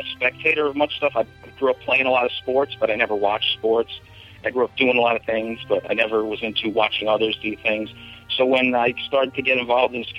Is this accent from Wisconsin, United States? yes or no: no; New York City, New York, United States; Growing up I grew up in the Bronx